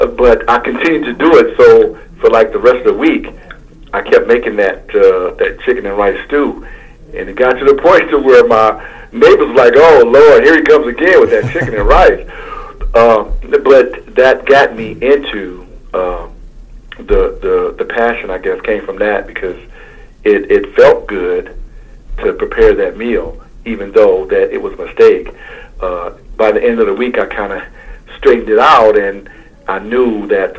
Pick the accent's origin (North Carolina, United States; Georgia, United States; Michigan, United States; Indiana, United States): Michigan, United States; Muskegon Heights; moved away; I'm originally from Muskegon Heights, Michigan